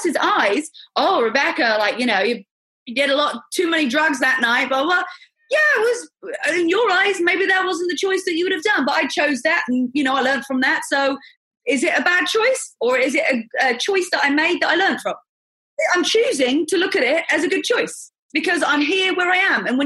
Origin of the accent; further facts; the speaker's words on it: England, United Kingdom; moved away as an adult; also born or lived in America; now in United States; I'm from England.